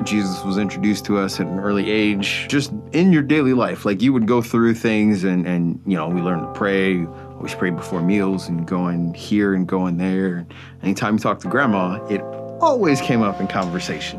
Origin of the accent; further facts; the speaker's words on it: Chicago, Illinois, United States; moved away as an adult; also born or lived in Charleston, Illinois; I'm from the South Suburbs of Chicago.